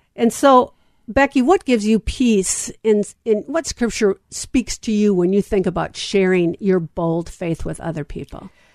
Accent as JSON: {"language": "English", "country": "United States", "said": "I am an American of the United States"}